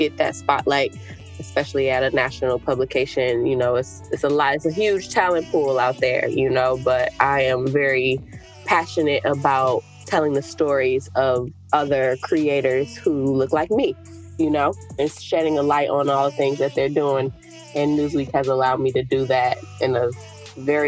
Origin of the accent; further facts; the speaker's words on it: Oak Park, Michigan, United States; moved away as an adult; also born or lived in Detroit, Michigan; now in New York City, United States; I'm originally from Michigan, Oak Park, right off 9 Mile in Coolidge. And now I'm here living in New York City, in Harlem